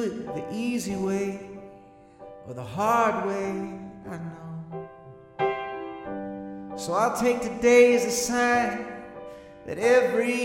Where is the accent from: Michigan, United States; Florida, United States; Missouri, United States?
Michigan, United States; Royal Oak; also born or lived in Framingham, Massachusetts; I grew up in Royal Oak.